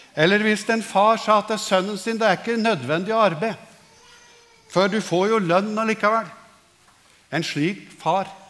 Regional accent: Norway; vi som nordmenn

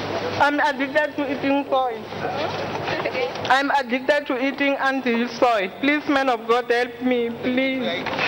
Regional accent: South Africa; I'm from South Africa.

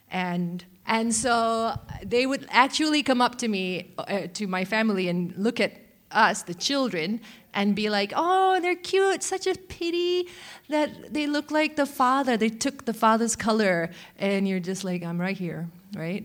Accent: Malaysia; moved away; growing up in Malaysia, I was a very large, also fat, uh, young kid

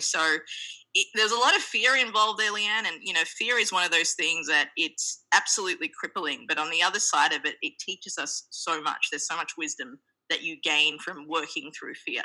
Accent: Australia; also born or lived in Sri Lanka; now in New York City, United States; born in Sri Lanka, we my family migrated to the land down under, Australia, when I was two. Hence my very cute accent

